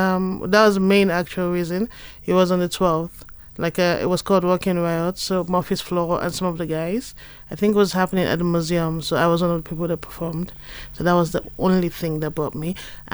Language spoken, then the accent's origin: English; Nigeria; as a Nigerian